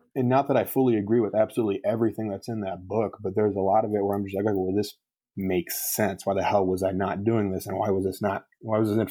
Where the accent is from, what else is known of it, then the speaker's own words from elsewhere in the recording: Wisconsin, United States; my hometown in Wisconsin